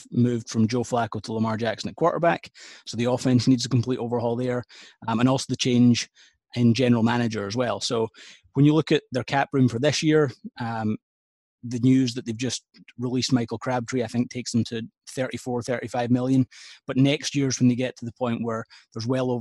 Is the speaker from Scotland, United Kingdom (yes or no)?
yes; Scotland, United Kingdom; Being Scottish